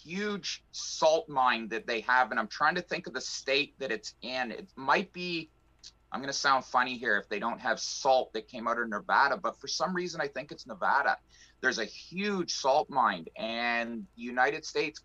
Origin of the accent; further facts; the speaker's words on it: Canada; being a Canadian